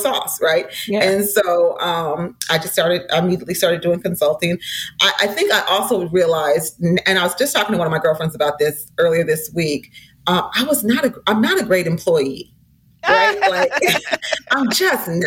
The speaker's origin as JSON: {"language": "English", "town": "St. Paul", "region": "Minnesota", "country": "United States", "tie": "born or raised there", "said": "I was raised in St. Paul, Minnesota, in the 70s"}